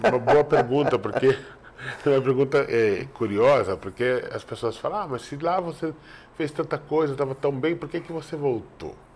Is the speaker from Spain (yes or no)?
yes; Spain; first language Spanish; Portuguese is a second language; now in São Paulo, Brazil; que é o meu idioma, que é a língua que eu aprendi, que eu cresci falando. Eu posso ir para qualquer momento ir para a Espanha, voltar para a Espanha, que eu tenho dupla cidadania